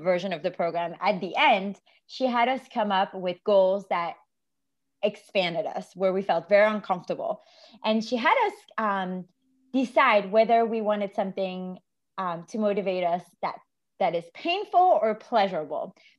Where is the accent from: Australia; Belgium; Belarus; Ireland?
Belgium; moved away; when COVID hit, I was actually visiting my mom in Belgium. So I was back in my home country